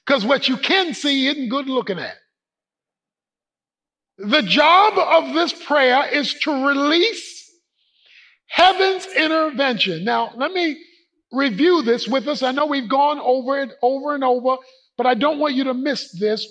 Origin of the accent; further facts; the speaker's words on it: Baltimore, Maryland, United States; moved away; go home to Baltimore, to the old neighborhood. The place where I grew up on Poplar Grove Street